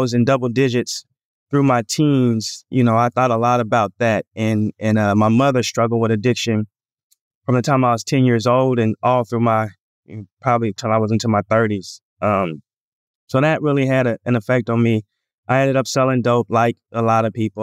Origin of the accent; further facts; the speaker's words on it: Portland, Oregon, United States; I'm from Portland, Oregon